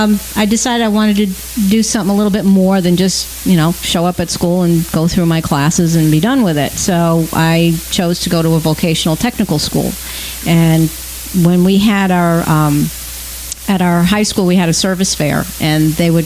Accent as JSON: {"language": "English", "area": "Long Island", "region": "New York", "country": "United States", "tie": "born or raised there", "moved": "yes", "lives_now": "Florida, United States", "said": "growing up on Long Island"}